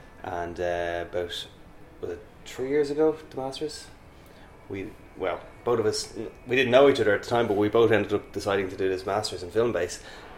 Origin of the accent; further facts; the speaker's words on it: Dublin, Leinster, Ireland; I'm also from Dublin.